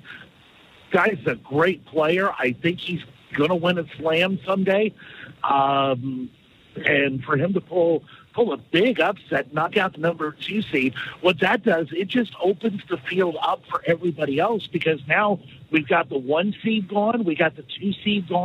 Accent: United States; as an American

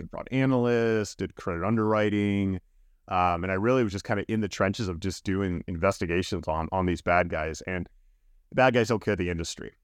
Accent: Miami, Florida, United States; now in San Francisco, United States; growing up in South Florida, um, definitely, you know, pretty much i, in Miami for the most of my life, uh, being younger

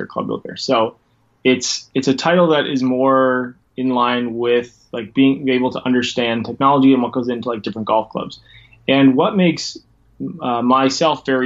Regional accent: Ontario, Canada; now in Port Dover, Canada; I'm located in Canada. I'm just a couple hours west of Toronto, in a little town called Port Dover

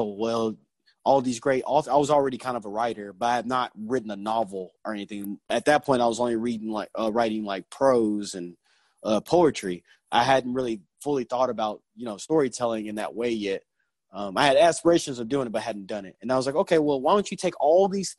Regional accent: Arkansas, United States; Born and raised in Arkansas, I still live here.

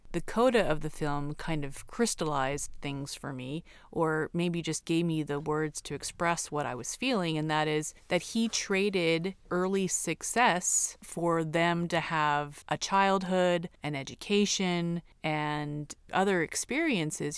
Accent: Hawthorne, California, United States; I'm from Hawthorne

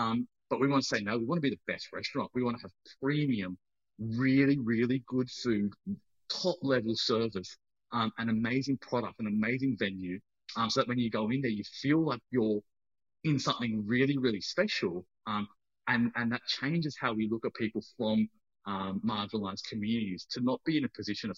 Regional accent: Australia; And now I bring that to the people because I own my story as an Australian Sri Lankan.

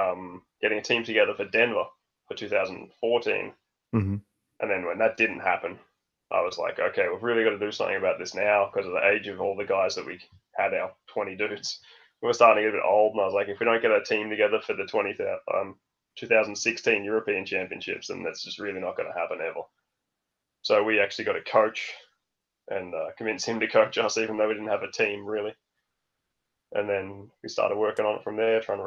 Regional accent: Melbourne, Victoria, Australia; born or raised there; moved away as an adult; now in Denmark

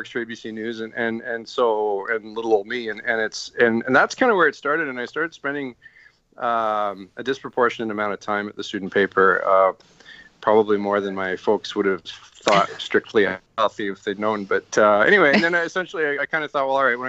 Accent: Canada; also born or lived in Montreal, Quebec / Ottawa, Ontario; I grew up mostly in Montreal and Ottawa

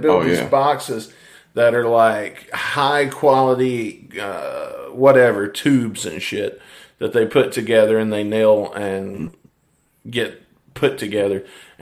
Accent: Mississippi, United States; I'm from Mississippi

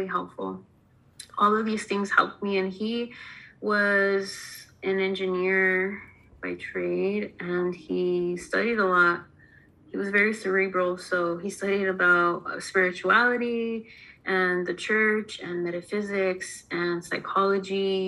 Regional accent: Southern California, United States; I'm originally from Southern California

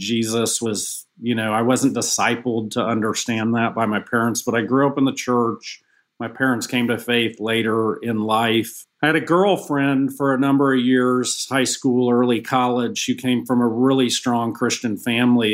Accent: Atlanta, Georgia, United States; Kind of got to retire with my hometown Falcons.

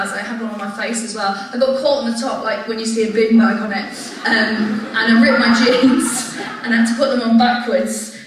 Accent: Bangor, Wales, United Kingdom; where I'm from Bangor in North Wales

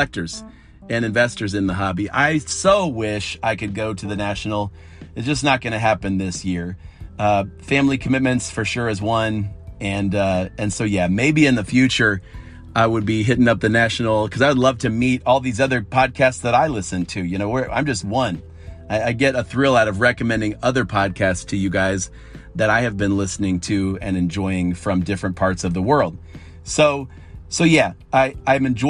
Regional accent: Akron, Ohio, United States; I'm also from Akron, Ohio

